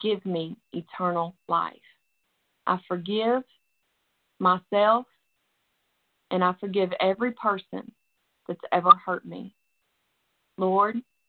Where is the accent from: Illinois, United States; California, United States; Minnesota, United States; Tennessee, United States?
Tennessee, United States; Nashville; you can tell by my accent, but that's where I'm from, right outside of Nashville, Tennessee